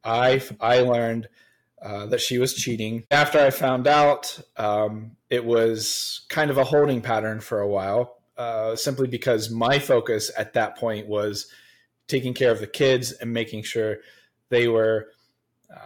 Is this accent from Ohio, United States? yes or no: yes; Central Ohio, United States; I am born and raised in Central Ohio